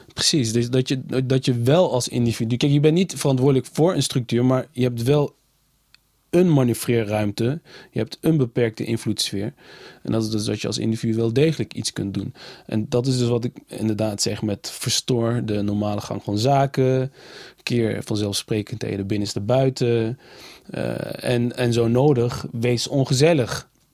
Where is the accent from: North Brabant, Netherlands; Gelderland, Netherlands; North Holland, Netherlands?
Gelderland, Netherlands; Nijmegen; Ik kom uit Nijmegen, ik ben in Nijmegen geboren